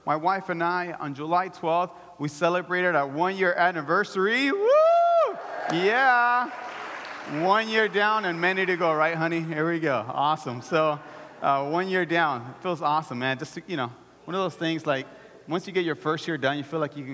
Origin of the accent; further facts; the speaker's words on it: El Salvador; I'm Salvadorian.